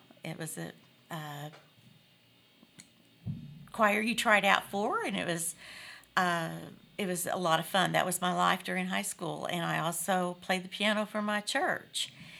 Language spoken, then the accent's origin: English; Missouri, United States; I grew up in Missouri.